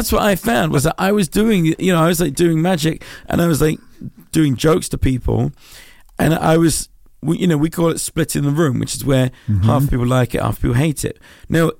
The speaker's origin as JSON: {"language": "English", "region": "London", "country": "United Kingdom", "tie": "born or raised there", "said": "I grew up in Southeast London"}